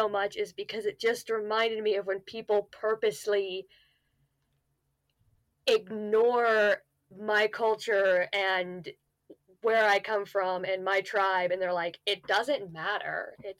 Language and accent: English; United States; I'm Zuni. I'm Native American Zuni.